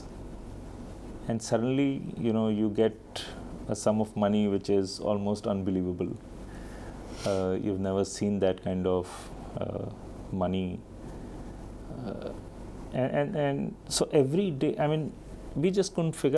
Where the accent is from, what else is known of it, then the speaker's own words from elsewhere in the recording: Delhi, India; also born or lived in Bihar / Ranchi / Hyderabad; I've been born and brought up in Delhi